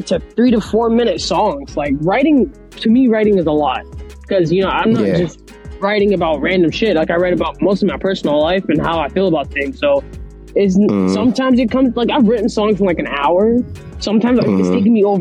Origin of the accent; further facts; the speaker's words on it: Orlando, Florida, United States; now in Boston, United States; I am from Orlando, Florida, but I live in Boston, Massachusetts